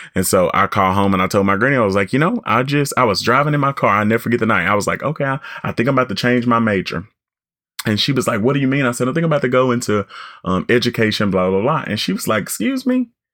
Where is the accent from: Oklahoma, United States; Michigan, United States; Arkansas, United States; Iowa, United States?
Arkansas, United States; I'm from Arkansas and very proud to be